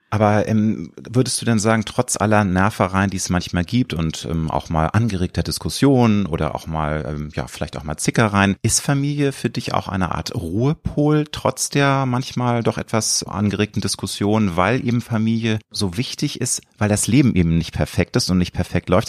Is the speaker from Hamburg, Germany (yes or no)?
yes; Hamburg, Germany; in Hamburg warst du tätig, meiner Heimatstadt